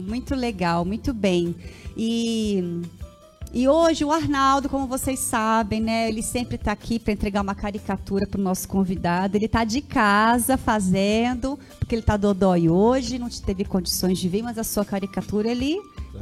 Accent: Caçapava, São Paulo, Brazil; eu mesma sou de Caçapava

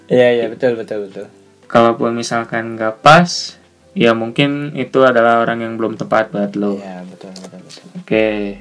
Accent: West Java, Indonesia; born there; bokap asli Sunda dan karena gua yang lahir di Sunda karena gua lebih paham Sunda dari bokap gua

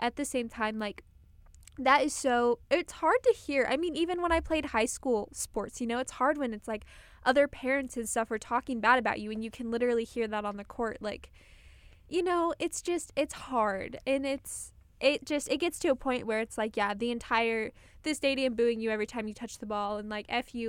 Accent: Colorado, United States; I'm from Colorado

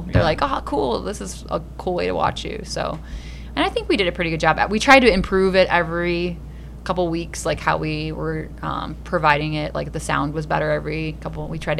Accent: Woodstock, Illinois, United States; I'm from Woodstock, so I know I've played those venues a lot

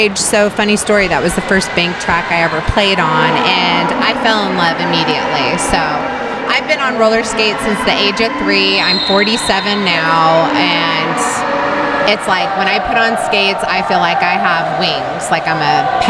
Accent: Southern California, United States; moved away as an adult; also born or lived in Texas; now in Oakland, United States; So I'm a native Californian, born and raised in Southern California, but had been in Texas for 12 years. And so 13 years ago, I moved to Texas

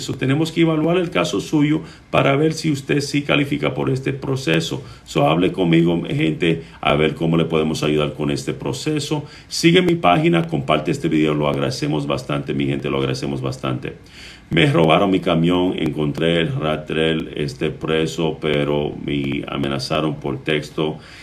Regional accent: Puerto Rico; now in Texas, United States; Yo soy de Puerto Rico, eh, la isla del encanto, es a donde, eh, de, donde soy originalmente mi sangre

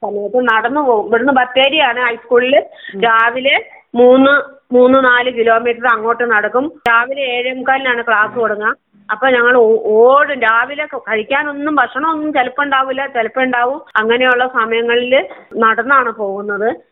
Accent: Koliyadi, Kerala, India; ഞാനിപ്പോ എൻ്റെ പ്രദേശത്ത് തന്നെ ഞാൻ ജനിച്ച നാട്ടിൽ തന്നെ കോളിയാടി അംഗൻവാടിയിൽ വന്നു

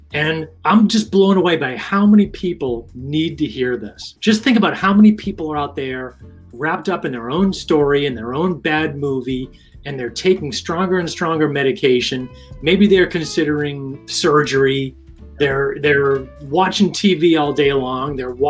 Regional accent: Rhode Island, United States; I'm from Rhode Island.

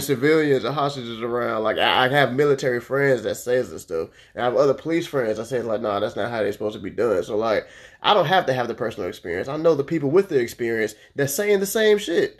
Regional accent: Orlando, Florida, United States; I grew up in Orlando

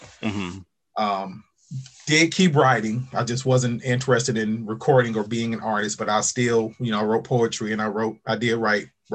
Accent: Lynwood, California, United States; I grew up in Linwood, which is right outside of Compton

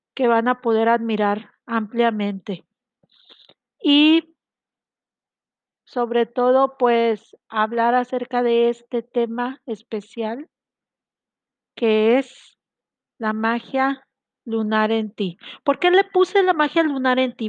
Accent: Mexico; Yo soy de México, estoy transmitiendo desde aquí, desde mi ciudad hermosa

